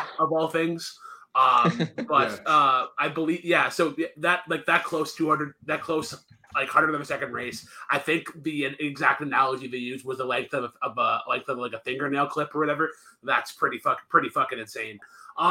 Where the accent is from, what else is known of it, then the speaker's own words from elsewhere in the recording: Canada; Part of being a Canadian, or part of the Canadian culture